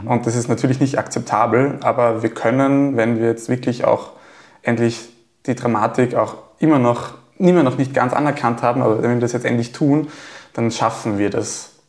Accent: Gallneukirchen, Upper Austria, Austria; Also ich komme aus Gallnerkirchen

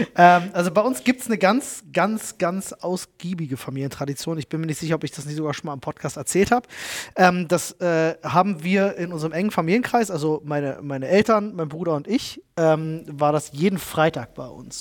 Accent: Germany; wo ich aufgewachsen bin in Buko

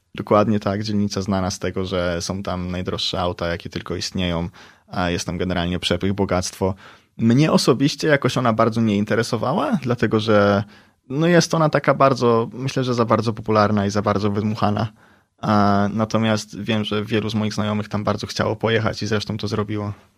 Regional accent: Poland; also born or lived in San Bernardino, United States

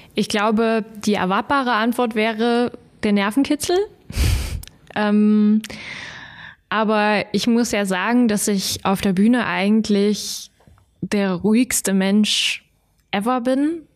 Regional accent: Kirschau, Saxony, Germany; also born or lived in Görlitz; Aus Kirschau

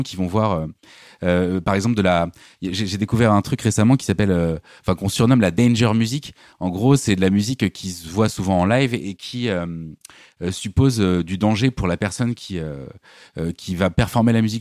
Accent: Normandy, France; j'ai grandi en Normandie au milieu des champs

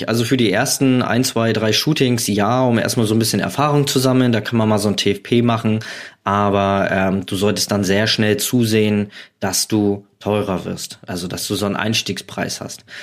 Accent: East Germany, Germany; also ich komme aus der DDR und ich habe Fotos, die sind, ja, mein Gott, die wurden mit einer mit einer ganz einfachen Kamera gemacht.

